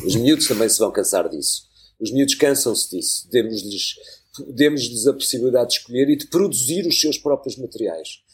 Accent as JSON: {"language": "Portuguese", "region": "Lisbon", "country": "Portugal", "said": "eu sou lisboeta, mas alguma vez eu me senti lisboeta, não sei quando é aquelas conversas de não, não, nasci Lisboa"}